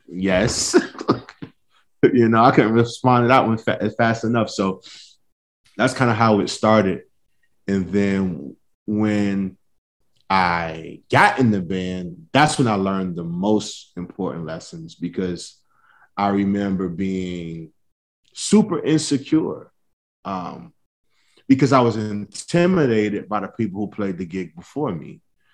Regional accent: Norfolk, Virginia, United States; moved away as an adult; now in New Orleans, United States; when I told him I was from Virginia

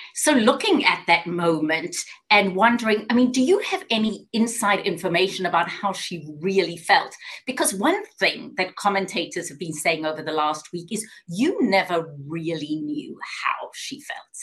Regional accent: South Africa; moved away as an adult; also born or lived in Johannesburg, South Africa; now in Atlanta, United States; I am South African. I grew up in apartheid South Africa.

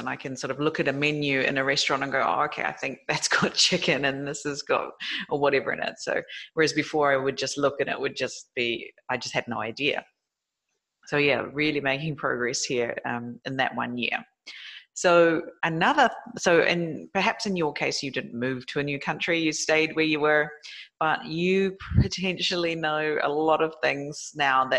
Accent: New Zealand; moved away; my home country is New Zealand

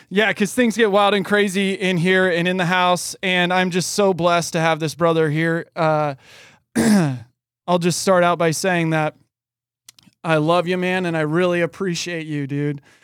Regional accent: Oregon, United States; moved away; also born or lived in California; being born and raised in Oregon

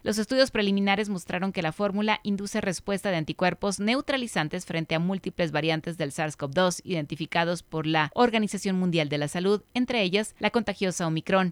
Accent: Mexico; Como cultura mexicana

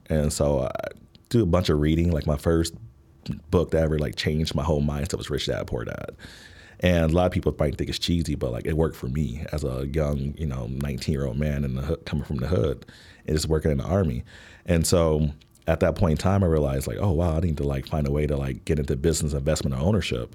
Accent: Milwaukee, Wisconsin, United States; moved away as an adult; also born or lived in Washington, D.C. / Baltimore / Fort Wayne, Indiana; now in Chicago, United States; I was born in Milwaukee, Wisconsin

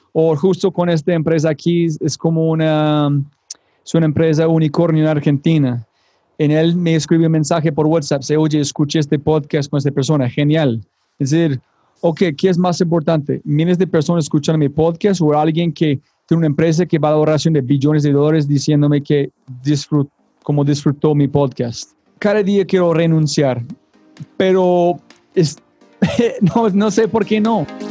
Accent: United States; now in Medellín, Colombia; soy gringo

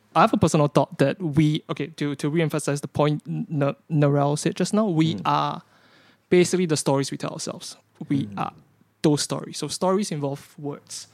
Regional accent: Singapore; I grew up in Singapore

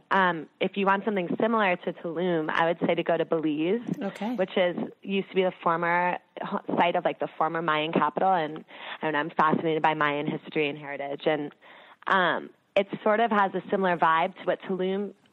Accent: East Coast, United States; i am from the East Coast, and it's interesting.

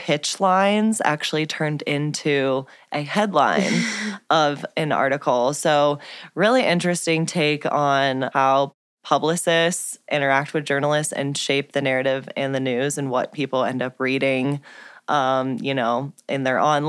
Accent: St. Louis, Missouri, United States; moved away; also born or lived in Denver, Colorado; Kim and I are both from St. Louis, and we used to work together at a cannabis agency in Denver

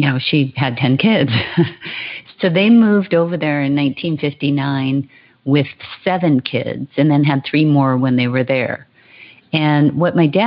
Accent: Hawaii, United States; I was born and raised in Hawaii, and I'm the last of 10 children. So I grew up on the beach

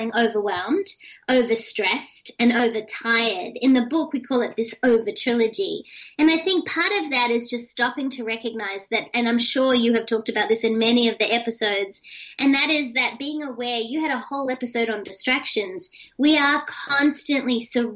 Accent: Australia; moved away; also born or lived in United States; being Australian, but also being an American citizen

